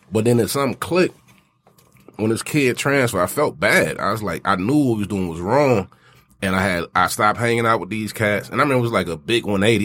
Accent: the South, United States; I'm from the South

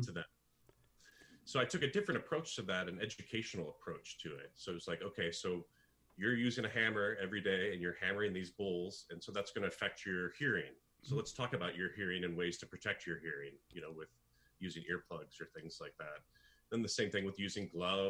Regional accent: United States; as an American

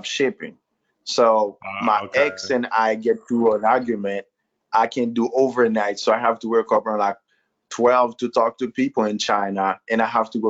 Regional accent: Haiti; moved away as an adult; also born or lived in Florida; now in Tennessee, United States; I'm Haitian and born and raised in Haiti

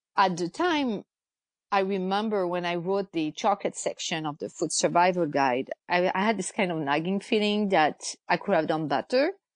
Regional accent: France; moved away as an adult; now in United States; I'm originally from France. I've lived in the US

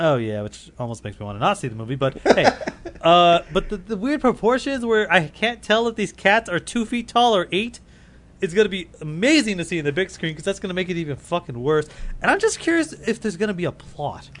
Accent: Canada; I'm I'm Canadian

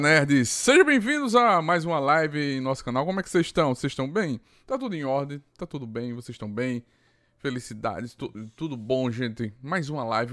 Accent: Arapiraca, Alagoas, Brazil; Eu sou de Arapiraca, Alagoas, do Nordeste

